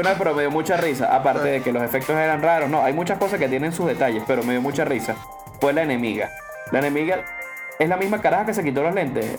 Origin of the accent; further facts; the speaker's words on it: Venezuela; somos venezolanos